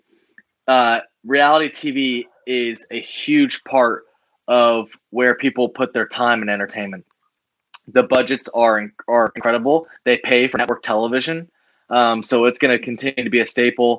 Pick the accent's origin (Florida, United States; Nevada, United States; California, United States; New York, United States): Florida, United States; Tampa; I'm from Tampa